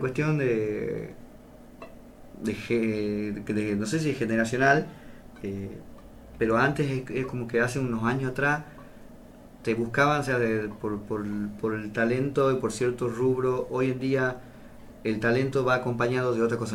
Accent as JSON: {"language": "Spanish", "town": "Las Talitas", "region": "Tucumán", "country": "Argentina", "said": "nosotros somos, no somos talitenses, somos taliteños."}